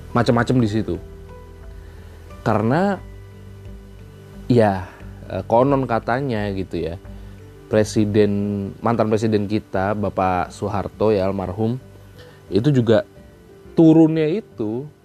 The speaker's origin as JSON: {"language": "Indonesian", "town": "Kediri", "region": "East Java", "country": "Indonesia", "tie": "born or raised there", "lives_now": "Jakarta, Indonesia", "said": "sama seperti gue yang terlalu sibuk di Jakarta dan kadang suka bener-bener kangen sama uh, kampung gue itu ada di Kediri Jawa Timur"}